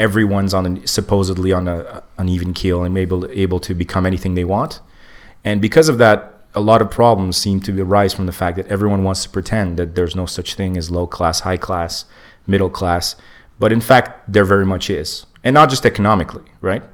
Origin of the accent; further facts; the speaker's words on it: Montreal, Quebec, Canada; I came here as a kid, but I wasn't born here but I was raised in Montreal